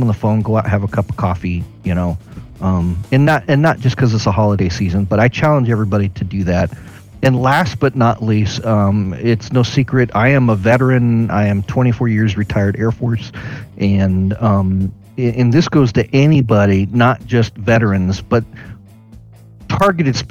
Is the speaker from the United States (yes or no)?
yes; Sacramento, California, United States; I grew up in Sacramento